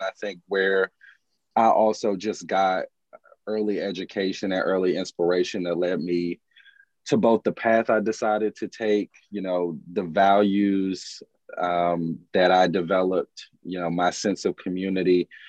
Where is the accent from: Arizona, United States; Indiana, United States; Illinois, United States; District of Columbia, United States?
District of Columbia, United States; Washington; I am a son of DC, a native Washingtonian, born and raised in Congress Heights.